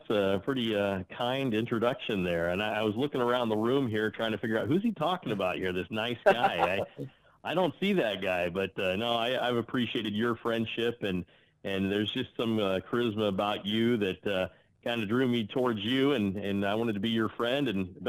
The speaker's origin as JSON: {"language": "English", "town": "St. Louis", "region": "Missouri", "country": "United States", "tie": "born or raised there", "also_born_or_lived": "Manti, Utah / Cache Valley, Utah", "moved": "as an adult", "said": "because I grew up in St. Louis, Missouri"}